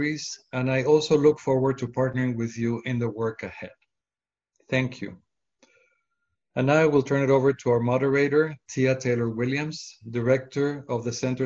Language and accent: English; Mexico City, Mexico; moved away; I was a young boy living in Mexico City